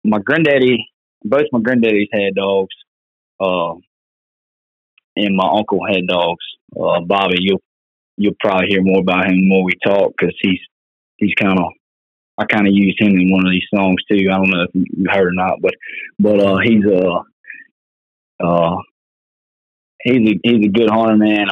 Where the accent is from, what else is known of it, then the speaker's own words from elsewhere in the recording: Isle of Wight County, Virginia, United States; I'm from Isle of Wight County, Virginia. That's southeastern Virginia.